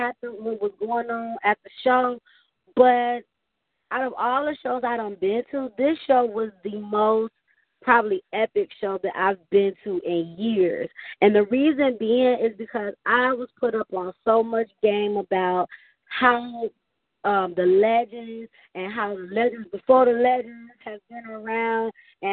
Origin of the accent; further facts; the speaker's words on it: Flint, Michigan, United States; the city of Flint, my hometown